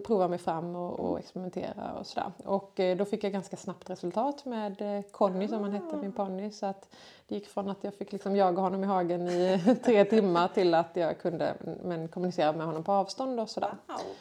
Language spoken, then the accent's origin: Swedish; Kungsbacka, Halland County, Sweden; jag är född och uppvuxen här i Kungsbacka